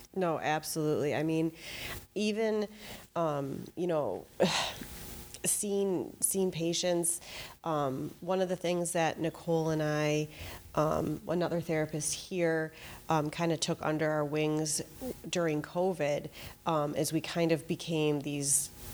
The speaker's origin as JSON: {"language": "English", "town": "Fox Point", "region": "Wisconsin", "country": "United States", "tie": "born or raised there", "also_born_or_lived": "Madison, Wisconsin", "said": "I grew up in Fox Point"}